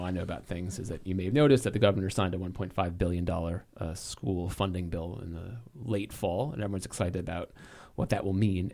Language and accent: English; New England, United States; I grew up in New England